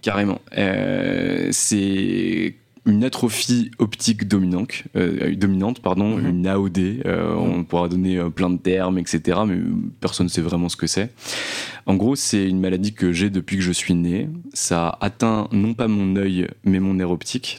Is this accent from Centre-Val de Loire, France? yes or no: no; Nancy, Grand Est, France; moved away as an adult; now in Paris, France; je viens de Nancy à la base. Euh, j'y ai vécu pendant 25 ans et je suis venu à Paris